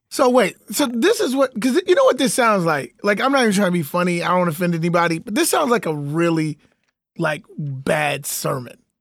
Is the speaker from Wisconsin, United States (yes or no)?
no; Chicago, Illinois, United States; my city, Chicago, shout out to my city, my hometown